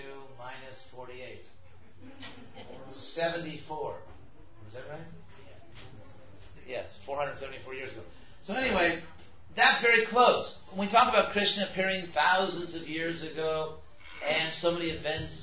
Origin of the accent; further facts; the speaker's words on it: United States; also born or lived in Gainesville, Florida; as a 22-year-old American